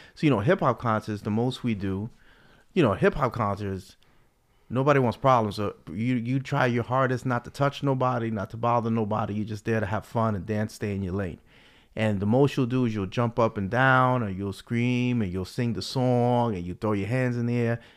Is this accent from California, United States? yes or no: no; New York City, New York, United States; growing up in the Bronx